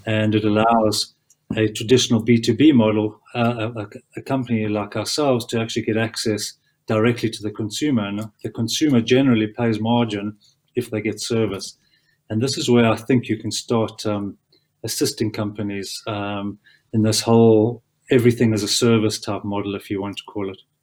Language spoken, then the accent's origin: English; South Africa; as a South African